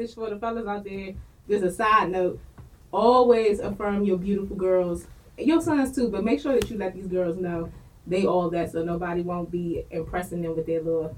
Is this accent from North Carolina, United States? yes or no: no; Washington, District of Columbia, United States; I'm from Southeast